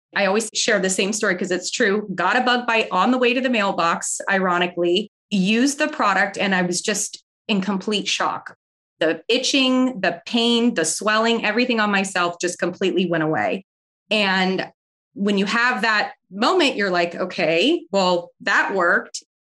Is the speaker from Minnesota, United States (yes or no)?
no; San Diego, California, United States; moved away as an adult; now in Florida, United States; I grew up in San Diego, California